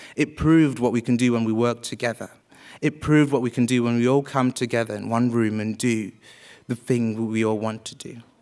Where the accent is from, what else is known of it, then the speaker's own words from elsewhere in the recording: Wales, United Kingdom; also born or lived in Uganda; I was born in Uganda and raised in Wales